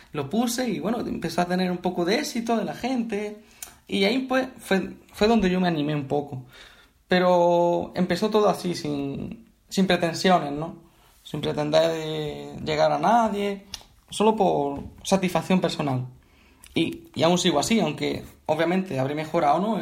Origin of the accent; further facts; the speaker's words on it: Bailén, Andalusia, Spain; yo soy de Bailén, de Andalucía, y aquí hay mucha tradición de bandas